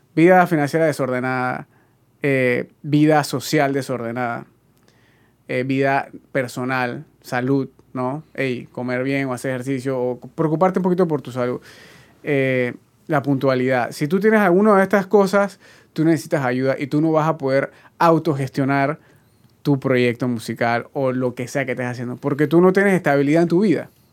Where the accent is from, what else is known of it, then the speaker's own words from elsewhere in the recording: Panama; uno como panameño